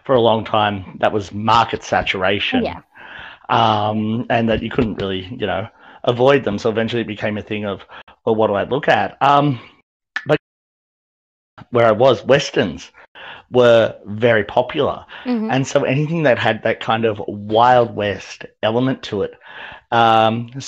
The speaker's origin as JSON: {"language": "English", "country": "Australia", "tie": "born or raised there", "said": "growing up in Australia"}